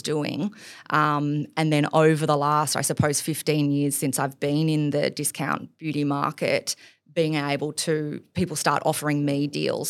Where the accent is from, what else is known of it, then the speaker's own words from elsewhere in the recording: Gold Coast, Queensland, Australia; moved away as an adult; also born or lived in Hamilton Island; now in Sydney, Australia; I grew up on the Gold Coast